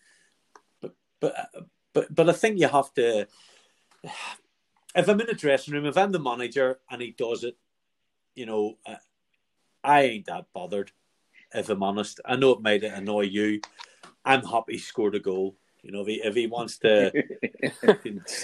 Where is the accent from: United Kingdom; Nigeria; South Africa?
United Kingdom; Northern Ireland; I'm from Northern Ireland